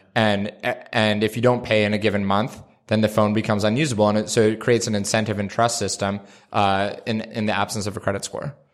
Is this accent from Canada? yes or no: yes; Canada; I'm Canadian